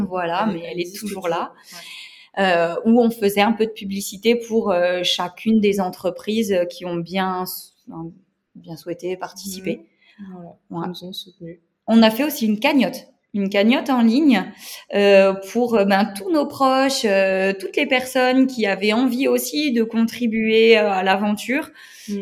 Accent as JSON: {"language": "French", "area": "Moselle, eastern France", "region": "Grand Est", "country": "France", "said": "je viens de l'Est de la France, en Moselle."}